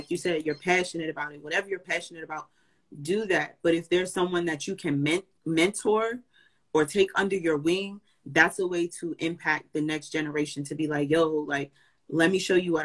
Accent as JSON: {"language": "English", "region": "New Jersey", "country": "United States", "said": "I'm from Jersey too"}